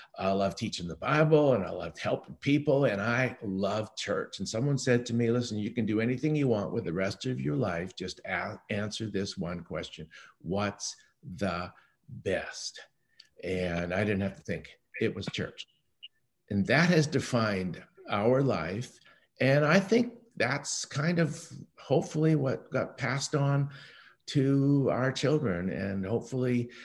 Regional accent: Vancouver, British Columbia, Canada; Helen and I were born and raised in Vancouver

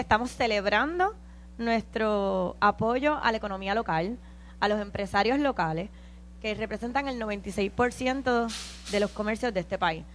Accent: San Juan, Puerto Rico; yo soy de Coupey

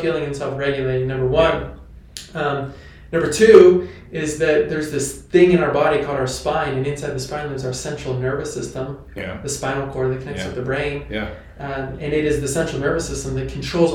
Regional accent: Pennsylvania, United States; moved away as an adult; now in Bend, United States; I'm from Pennsylvania

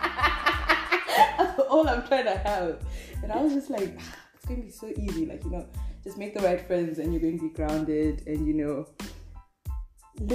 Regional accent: Zambia; moved away; I'm from Zambia

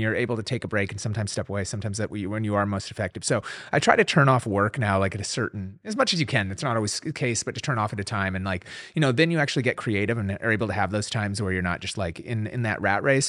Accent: Minneapolis, Minnesota, United States; moved away; growing up in Minneapolis

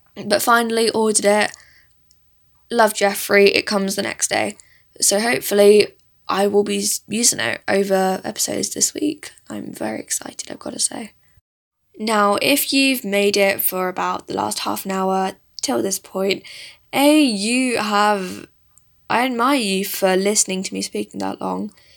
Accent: south of England, United Kingdom; English is a second language; also born or lived in India; I was actually born in India, but I stayed there for a few years, and then I live with my parents in England. I have been doing since I was about four years old. So I really grew up in this country

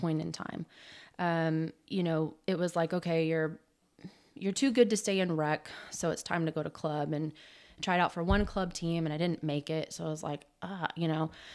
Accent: Southern California, United States; now in Oklahoma, United States; I grew up in Southern California and started playing soccer at seven years old

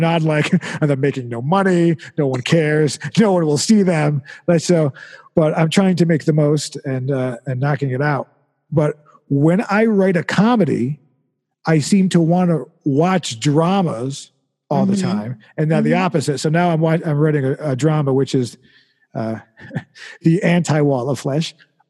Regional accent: Vermont, United States; I like walk in for directions because I'm from Vermont, you know

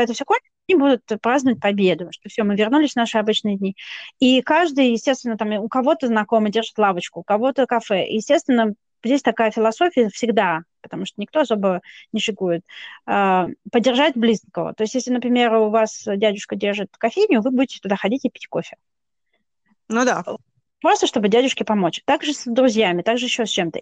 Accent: Moscow, Russia; moved away as an adult; also born or lived in London; now in Cyprus; Москва для меня навсегда останется самым дорогим городом, наверное, на земле, там мои любимые люди живут, мои друзья, мои воспоминания

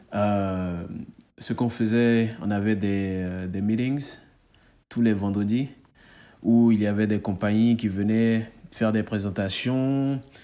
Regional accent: Côte d’Ivoire; moved away as an adult; now in United States; on est ivoirien, hein. on est ivoirien

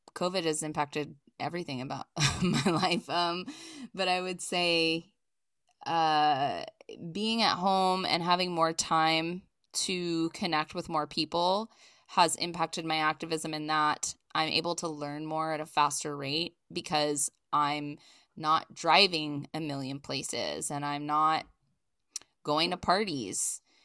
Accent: East Coast, United States; now in Los Angeles, United States; I'm originally from the East Coast, but I've lived in Los Angeles since nineteen ninety-nine

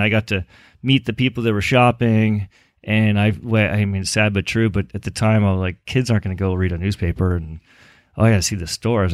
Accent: Los Angeles, California, United States; moved away as an adult; now in Chico, United States; raised in, uh, a little suburb in Los Angeles called, uh, Westchester

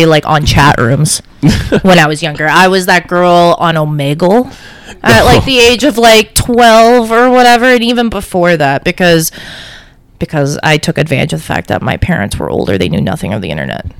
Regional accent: Toronto, Ontario, Canada; also born or lived in Tel Aviv, Israel; I ended up in Canada in Scarborough

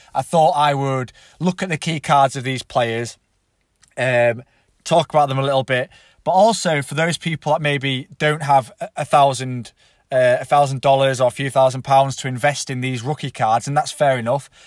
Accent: England, United Kingdom; I'm English

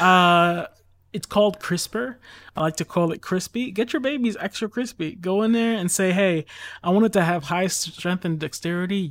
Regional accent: United States; I'm strictly American

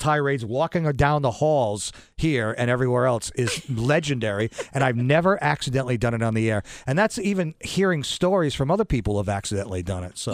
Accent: New London, United States; I am from this area. I'm from New London. I went to New London High.

